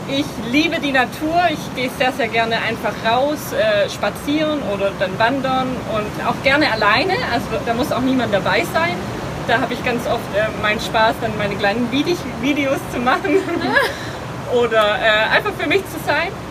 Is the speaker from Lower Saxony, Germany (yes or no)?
no; Lenningen, Baden-Württemberg, Germany; Also, ich komme aus der Nähe von Stuttgart, äh, bin in einem kleinen Dorf aufgewachsen namens Lenningen.